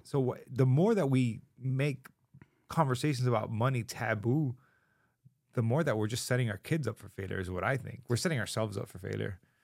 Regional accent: Miami, Florida, United States; growing up in Miami

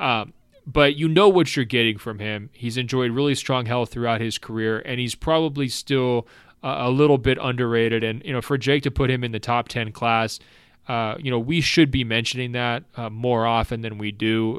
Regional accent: Portland, Oregon, United States; I'm from Portland.

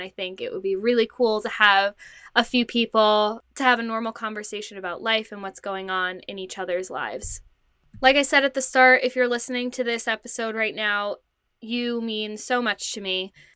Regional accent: New Jersey, United States; I am from New Jersey. I currently live at home with my parents.

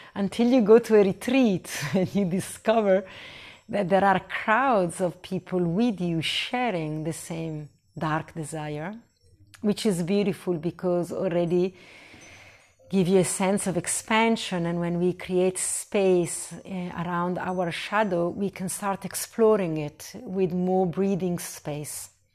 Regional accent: Italy; moved away; I was born in Italy

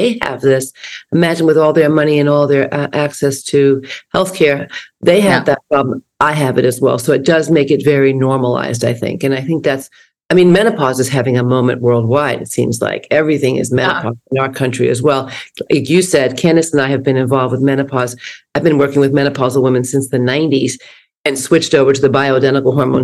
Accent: New York, United States; now in West Coast, United States; I come from the East Coast originally, New York

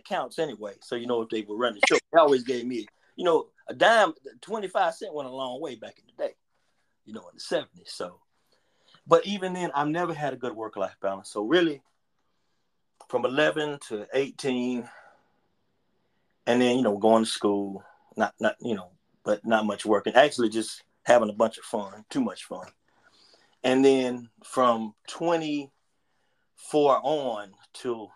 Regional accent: Charlotte, North Carolina, United States; I grew up in Wydell Park

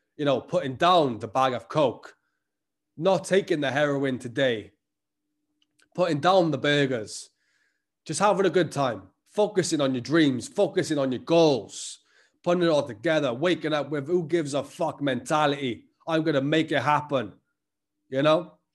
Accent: Welsh, Wales, United Kingdom

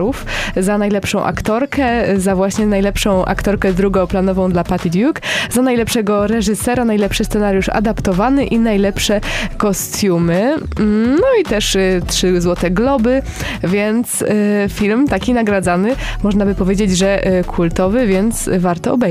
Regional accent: Poznań, Greater Poland, Poland; jestem rodowitą poznanianką

